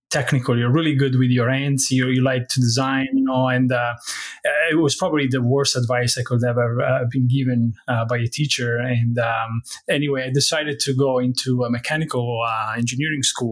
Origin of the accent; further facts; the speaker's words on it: Bari, Apulia, Italy; moved away as an adult; I was born in Italy and raised there until when I was 23